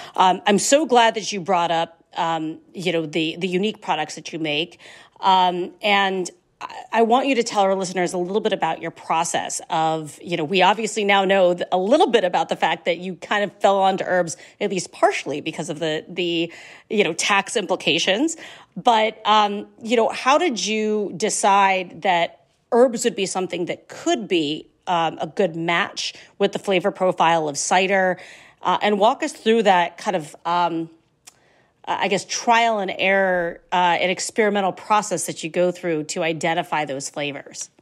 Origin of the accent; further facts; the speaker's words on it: Ohio, United States; I'm from Ohio. I love me, I love my, my home state